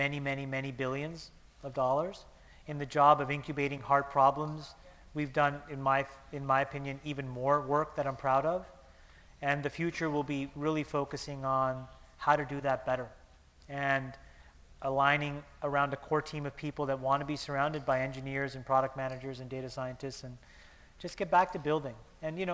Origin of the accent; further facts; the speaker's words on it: Canada; moved away; I'm Canadian, and it was a great chance to come see my mom in Toronto